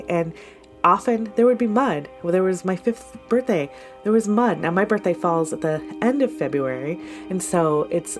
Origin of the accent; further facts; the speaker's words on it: Michigan, United States; now in Portland, United States; I grew up in Michigan